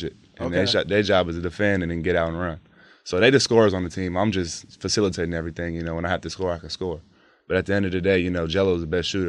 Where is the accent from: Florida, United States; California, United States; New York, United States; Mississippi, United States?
California, United States; Chino Hills; I'm from Chino Hills